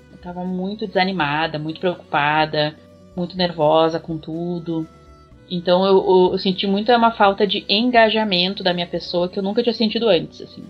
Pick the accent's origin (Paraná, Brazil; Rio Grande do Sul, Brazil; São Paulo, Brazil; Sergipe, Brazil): Rio Grande do Sul, Brazil; eu sou do Rio Grande do Sul